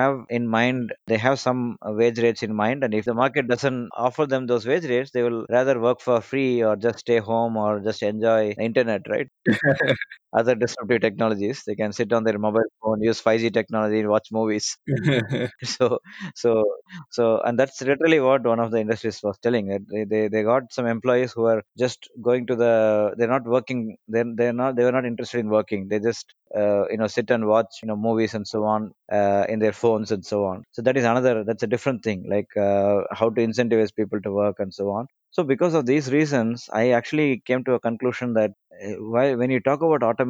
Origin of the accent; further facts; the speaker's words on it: India; I'm from India